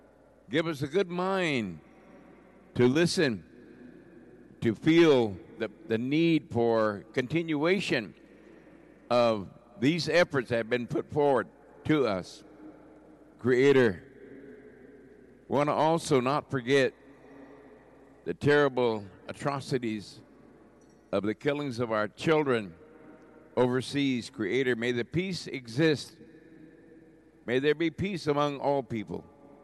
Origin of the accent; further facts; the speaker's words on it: Oklahoma, United States; now in San Francisco, United States; I'm from the Kiowa Muscogee Creek tribes from Oklahoma, relocated here in San Francisco in 1962, and did most of my work here in the community, part of this community